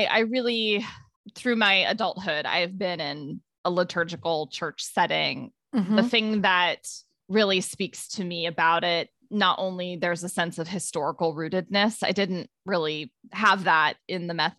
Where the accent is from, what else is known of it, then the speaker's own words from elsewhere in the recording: Ohio, United States; I grew up in Ohio, and I would say all through my childhood, my family went to Methodist churches.